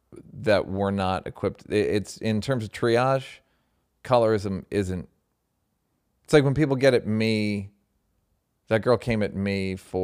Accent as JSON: {"language": "English", "region": "Southern United States", "country": "United States", "tie": "born or raised there", "said": "I grew up in the South, and I know that racism abounds there and everywhere else."}